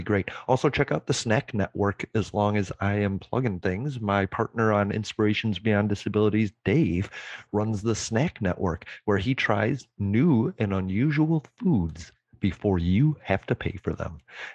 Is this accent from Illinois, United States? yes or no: yes; Chicago, Illinois, United States; I'm from Chicago